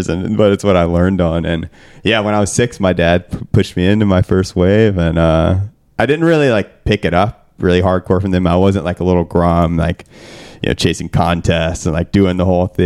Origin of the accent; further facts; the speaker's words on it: New Bern, North Carolina, United States; I'm from New Bern, which is like an hour and a half north of here